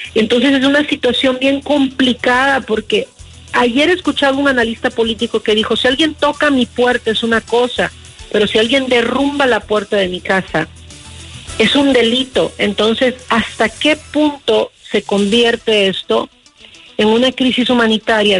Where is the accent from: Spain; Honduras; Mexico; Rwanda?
Honduras; como hondureña